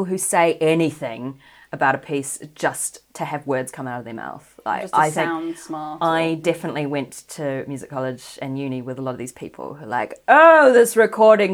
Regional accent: New Zealand; New Zealand, which is where I'm from, if you haven't gathered from my accent

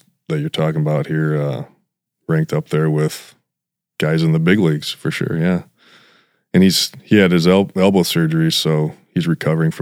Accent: Sioux Falls, South Dakota, United States; now in Brandon, United States; growing up on East Sioux Falls, I had no idea where I was going to high school

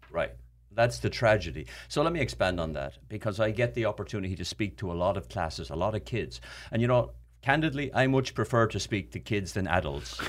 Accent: Ireland; moved away; I grew up in Ireland where water was not an issue

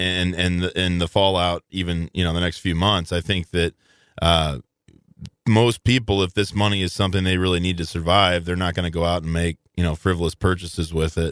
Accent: Belleville, Illinois, United States; moved away; I grew up in Belleville, Illinois

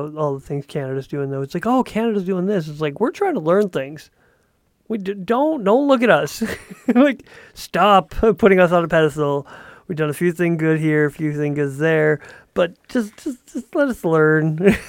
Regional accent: United States; yeah, I'm from America, I love my country, it's really amazing.

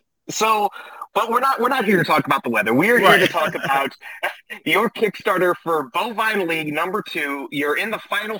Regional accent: Illinois, United States; I am about 3.5 hours from Chicago. And so, yeah, like whenever I say I'm from Illinois, it's always, oh, you're from Chicago?

